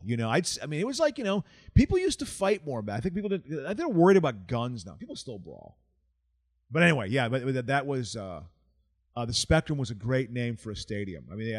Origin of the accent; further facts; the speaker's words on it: East Coast, United States; I was a Flyers fan growing up in the East Coast